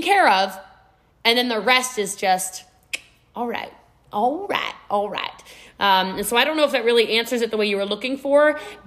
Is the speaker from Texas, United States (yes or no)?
yes; Texas, United States; I'm a Texan too